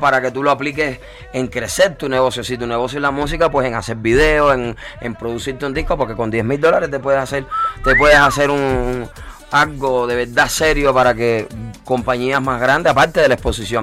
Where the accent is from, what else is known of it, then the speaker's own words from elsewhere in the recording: Cuba; moved away as an adult; also born or lived in Florida / Mexico City; yo soy un cubano que quemó el pasaporte pero no pienso regresar